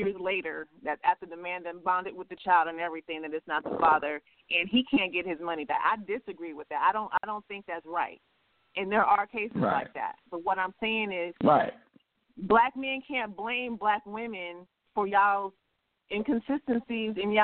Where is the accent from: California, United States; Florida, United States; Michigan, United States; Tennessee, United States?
California, United States; I'm from California